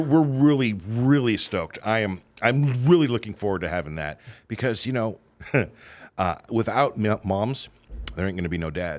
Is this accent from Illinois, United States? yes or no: no; Southern California, United States; moved away as an adult; also born or lived in Oregon; I grew up in Southern California.